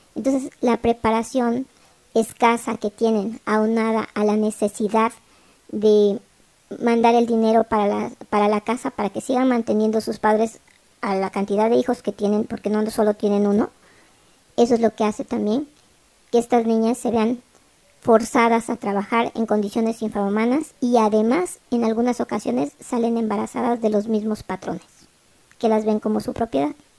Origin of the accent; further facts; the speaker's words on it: Mexico; somos mexicanos todos